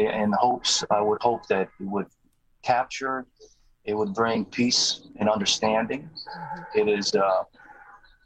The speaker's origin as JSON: {"language": "English", "country": "Croatia", "tie": "born or raised there", "moved": "yes", "said": "I was born in Croatia and I speak fluently."}